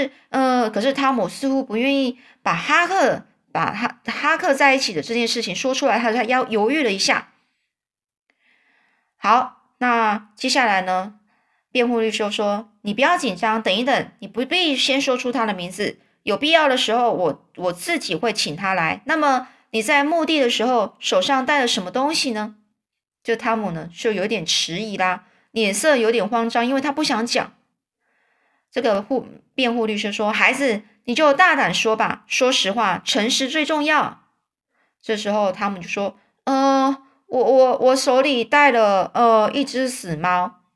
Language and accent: Chinese; China; 如果就是类似像我们中国人一样，就是如果我说谎，我就被天打雷劈的意思一样